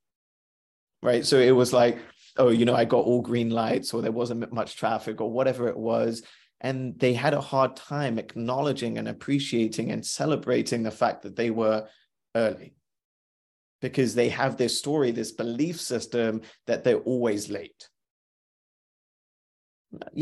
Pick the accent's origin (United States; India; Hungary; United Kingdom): India; I'm Indian.